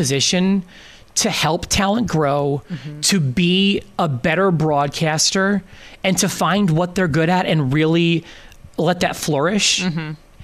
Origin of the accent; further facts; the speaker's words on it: Philadelphia, Pennsylvania, United States; now in Evansville, United States; I come from Philadelphia, and I have different influences, and I have different upbringings